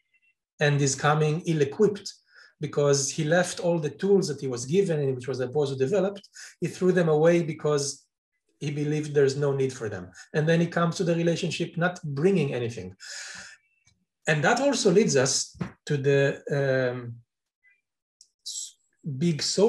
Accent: Israel; Israel, my home country

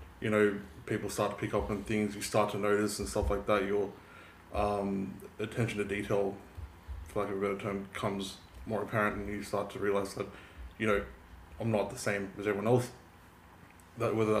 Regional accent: Sydney, New South Wales, Australia; I'm pretty much born and raised in the North Shore. You know, born in North Shore Hospital. Grew up in Lenko, went to school there, went to school in North Sydney

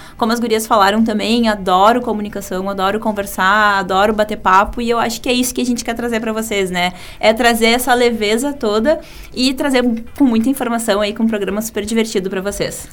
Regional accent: Porto Alegre, Rio Grande do Sul, Brazil; eu também sou de Porto Alegre

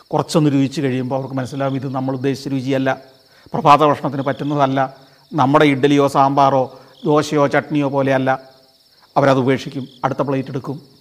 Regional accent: India

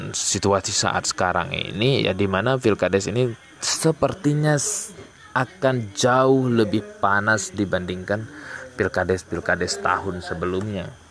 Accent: Aceh, Indonesia; terutama di kabupaten saya Aceh Tenggara. Nah, jadi di tempat saya saat sekarang ini sedang dilaksanakan sebuah pesta demokrasi ya

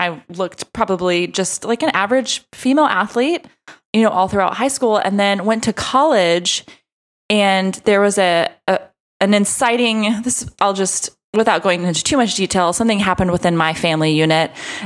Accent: Texas, United States; I'm from Texas

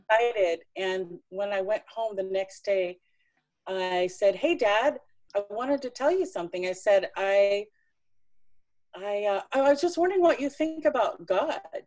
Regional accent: Tennessee, United States; I was born in Tennessee

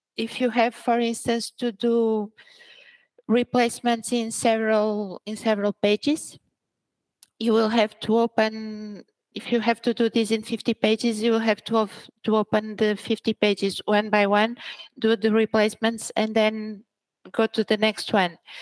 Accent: Braga, Portugal; also born or lived in Angola; I was born in Angola. Mm-hmm. And then, and then I came here when I was very little. I was three years Old when I came to Portugal and then I grew up here, so I'm more Portuguese

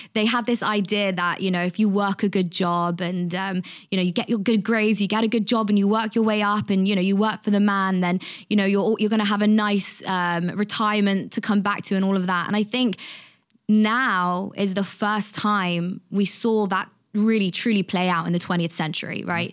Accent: London, United Kingdom; I'm from London, and when I was twenty-one, I used to work as a journalist

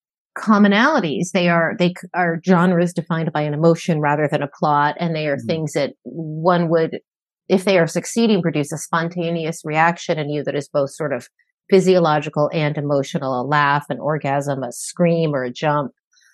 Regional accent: New York City, New York, United States; moved away; also born or lived in New Orleans; I grew up in a very high crime area. I grew up in New York City in the 70s and 80s.

